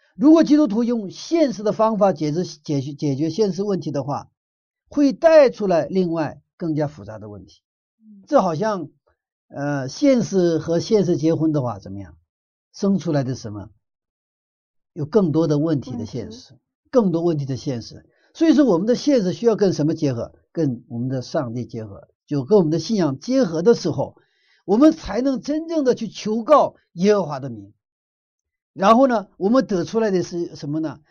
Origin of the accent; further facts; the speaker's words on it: Northeast China, China; moved away; 我住在东北以前， 我小的时候在东北长大的